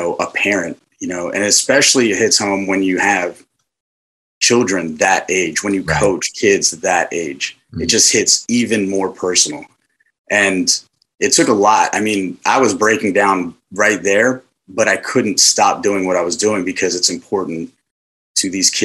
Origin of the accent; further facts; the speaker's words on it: Riverside, New Jersey, United States; moved away as an adult; also born or lived in San Diego, California; I was born in San Diego, California, but raised in my school age years in Riverside, New Jersey, which is just on the outside of the, you know, the Philadelphia metropolitan area